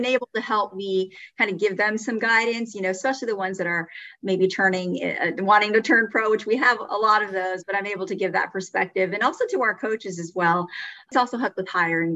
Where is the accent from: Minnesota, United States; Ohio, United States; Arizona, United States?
Arizona, United States; Phoenix; I grew up in Phoenix